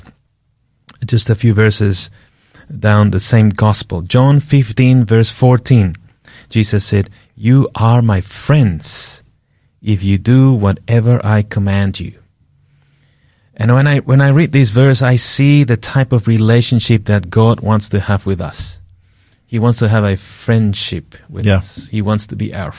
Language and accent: English; Peru; moved away; I grew up in South America, in Peru.